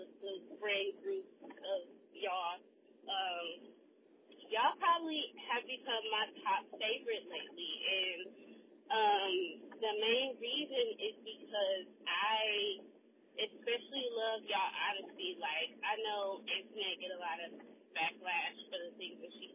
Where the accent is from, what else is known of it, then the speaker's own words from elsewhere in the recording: Milwaukee, Wisconsin, United States; I am from Milwaukee